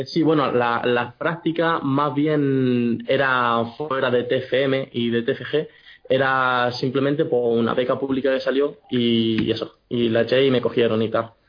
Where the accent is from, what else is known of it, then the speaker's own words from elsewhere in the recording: Jaén, Andalusia, Spain; moved away as an adult; also born or lived in Granada / Murcia; soy un chico de Jaén